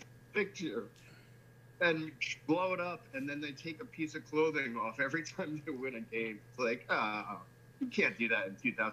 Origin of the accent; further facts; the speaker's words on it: New Jersey, United States; I'm a New Yorker. Well, New Jersey, but right outside New York City.